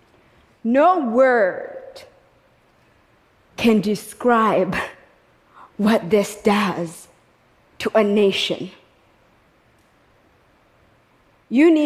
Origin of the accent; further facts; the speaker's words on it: Kigali, Rwanda; moved away; I was born in Kigali, Rwanda